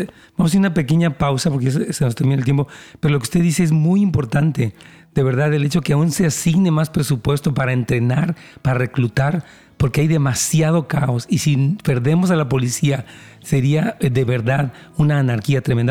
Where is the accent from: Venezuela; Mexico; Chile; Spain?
Mexico; now in United States; yo vengo de México